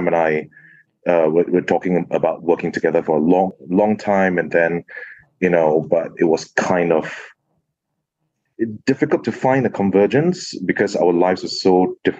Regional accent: Singapore; moved away as an adult; now in United Kingdom; Before I came to the UK to do theatre, I grew up in Singapore, and I spent 10 years working in Singapore as a teacher.

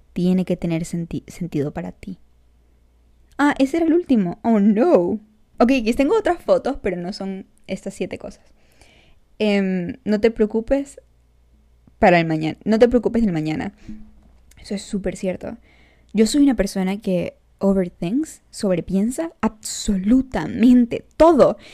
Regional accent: San Cristóbal, Táchira, Venezuela; accent: gocho; se me salió el acento gocho. Eh, yo soy de San Cristóbal, ¿ok? Para los que no saben, yo soy gocha de Venezuela

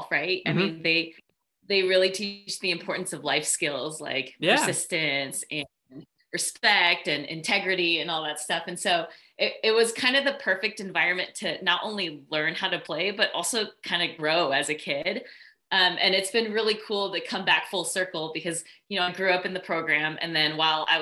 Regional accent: San Diego, California, United States; also born or lived in Philadelphia; I'm from San Diego. I mean, I was born in Philadelphia, but I mean, my parents moved to San Diego when I was less than a year old

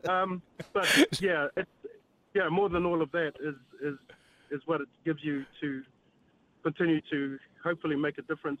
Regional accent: New Zealand; proud to be, a Kiwi boy

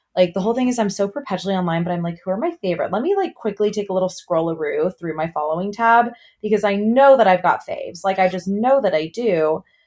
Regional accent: outside of Chicago, Illinois, United States; I grew up like outside of Chicago

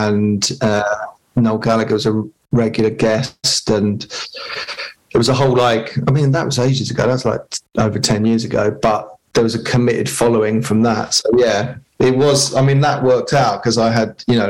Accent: Dartford, South East England, United Kingdom; I'm from Dartford.

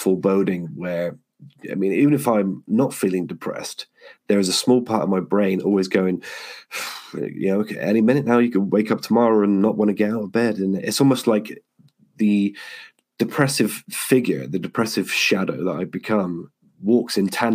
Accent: Yeovil, South West England, United Kingdom; I got home to my hometown of Yeovil

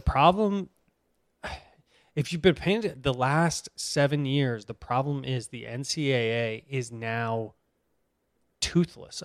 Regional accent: Boston, Massachusetts, United States; I'm from Boston.

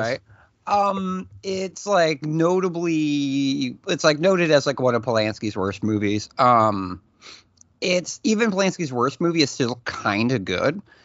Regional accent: New England, United States; I grew up in New England

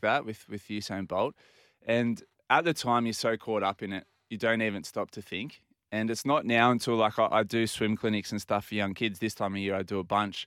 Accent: Port Macquarie, New South Wales, Australia; growing up in Port Macquarie

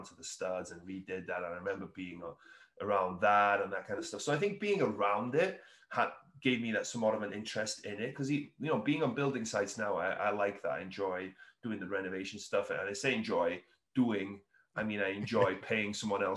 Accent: Wales, United Kingdom; moved away; I'm originally from Wales in the UK

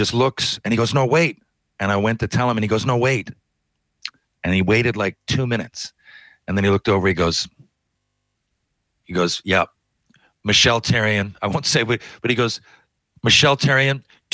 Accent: Canada; as a Canadian

